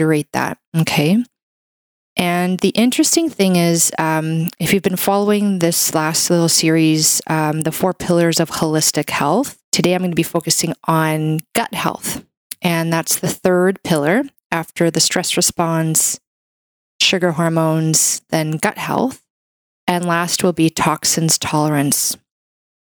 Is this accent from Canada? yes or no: yes; Canada; I'm a Canadian medical doctor